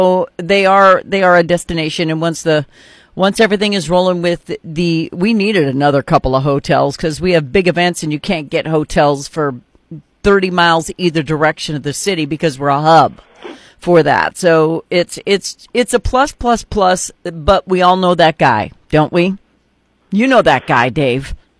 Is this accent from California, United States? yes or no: no; North Dakota, United States; now in Cape Girardeau, United States; I grew up in North Dakota